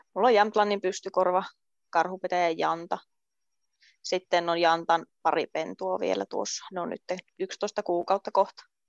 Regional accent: Rovaniemi, Lapland, Finland; moved away as an adult; also born or lived in Luusua, Kemijärvi; now in Kemijärvi, Finland; pian 23-vuotias ja kotoisin on Rovaniemeltä

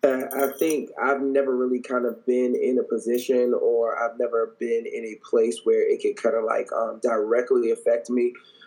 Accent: Washington, District of Columbia, United States; I'm from Washington, D.C. I've always been from Washington, D.C.

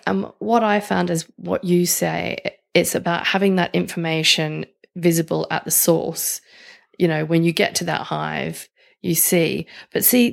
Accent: Australia; accent: Australian; my Australian accent

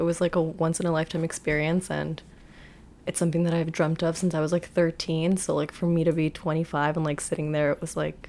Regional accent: United States; They're like, where are you from? I'm like, America.

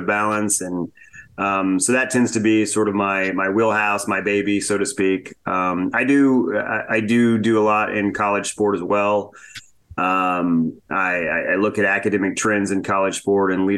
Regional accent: Hagerstown, Indiana, United States; I grew up in Indiana. I grew up in Hagerstown, Indiana

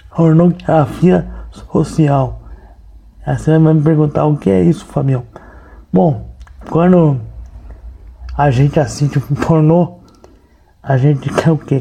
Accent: São Paulo, Brazil; eu sou jornalista, eu sou de São Paulo

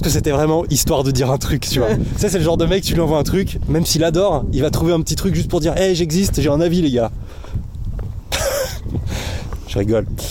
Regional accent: Thônes, Auvergne-Rhône-Alpes, France; Thône, là où, là d'où je viens, parce qu'on est là pour parler de moi, eh ben, c'est le siège de Mobalpa

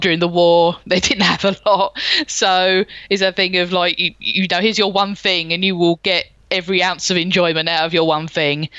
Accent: London, United Kingdom; I was born in 1983 and I grew up in the suburbs of South London.

